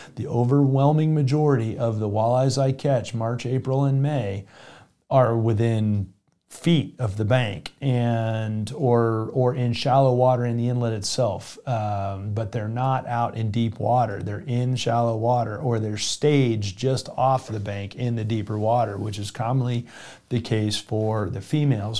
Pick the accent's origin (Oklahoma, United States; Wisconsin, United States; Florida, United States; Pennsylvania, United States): Florida, United States; South; moved away; also born or lived in the West; I grew up in South Florida